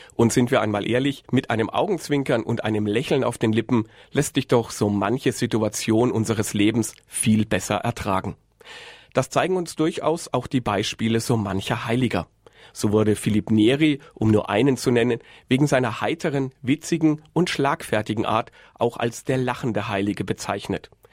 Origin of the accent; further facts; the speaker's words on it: Würzburg, Bavaria, Germany; Ich bin ja waschechter Würzburger